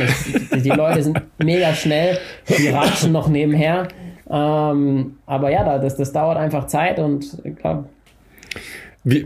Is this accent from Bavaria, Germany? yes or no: no; Unterkirnach, Baden-Württemberg, Germany; ich komme aus dem Schwarzwald und bin beim FC Alemannia unter Kirnach damals gelaufen